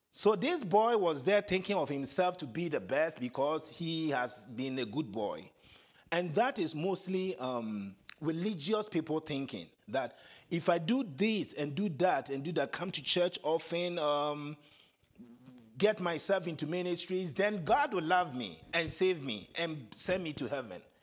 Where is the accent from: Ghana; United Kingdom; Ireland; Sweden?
Ghana; accent: African; first language Twi; English is a second language; moved away; my first language, Chi, T-W-I